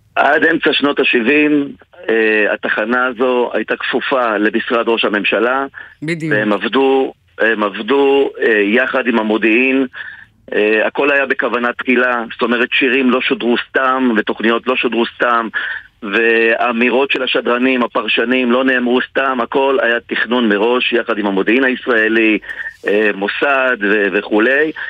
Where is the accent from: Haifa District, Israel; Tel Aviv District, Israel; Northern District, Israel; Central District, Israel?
Central District, Israel; Ra'anana; שאני גדלתי בשכונה, שכונה שנקראת קריית שרת ברעננה